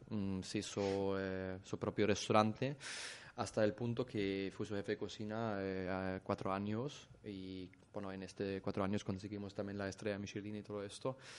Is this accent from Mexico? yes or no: no; Germany; Spanish is a second language; moved away as an adult; now in Mallorca, Spain; vengo de Alemania